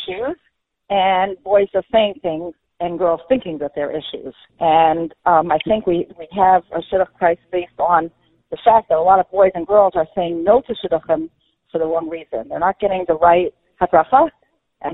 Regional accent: New York City, New York, United States; I grew up in Flatbush

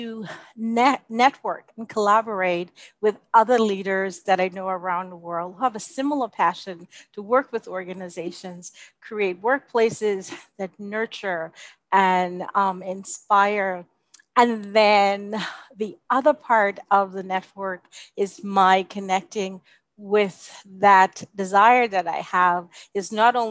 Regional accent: Bahamas; also born or lived in United States / Canada / Jamaica; now in United Arab Emirates; my home country of the Bahamas

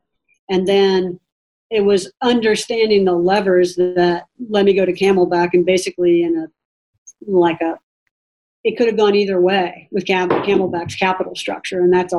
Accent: the South, United States; And for me, growing up in the South, it was great exposure to particularly mostly Asian cultures, Filipino and Chinese and Korean.

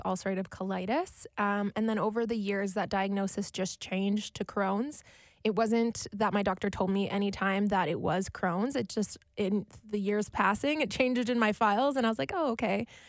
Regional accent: Winnipeg, Manitoba, Canada; also born or lived in Alberta; I'm born and raised in Winnipeg, Manitoba, Canada.

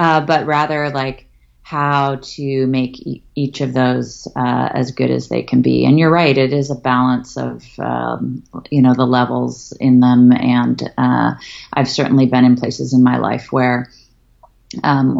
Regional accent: Berkeley, California, United States; moved away; I grew up in Berkeley, California

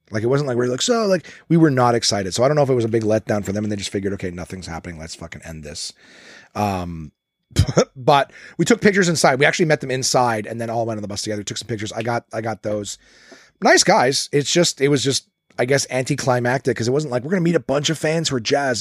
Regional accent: Canada; I'm Canadian

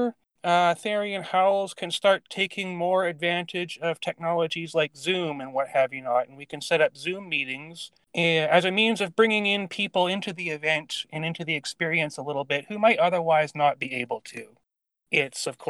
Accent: Canada; also born or lived in Vancouver Island, British Columbia; I am Canadian. I live in British Columbia, the western part, on Vancouver Island.

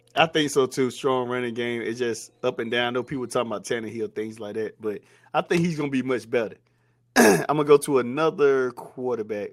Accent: North Carolina, United States; I'm from North Carolina

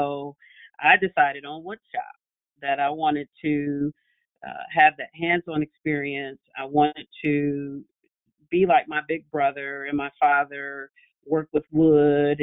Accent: Detroit, Michigan, United States; I grew up in Detroit. I always pride myself on the fact that I am a product of Detroit public schools.

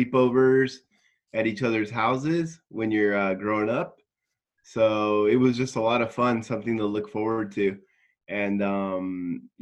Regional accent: Los Angeles, California, United States; now in Kanagawa, Japan; I'm from LA, Los Angeles, California, and I'm in Kanagawa, Japan at the moment

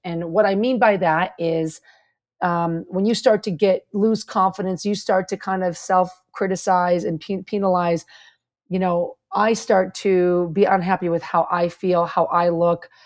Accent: Chicago, Illinois, United States; moved away; also born or lived in Kansas; when I was growing up in Chicago

